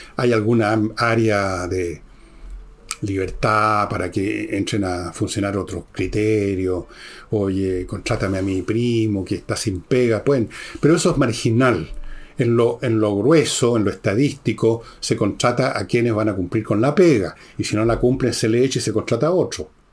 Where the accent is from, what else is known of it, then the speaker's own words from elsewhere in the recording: Chile; como chileno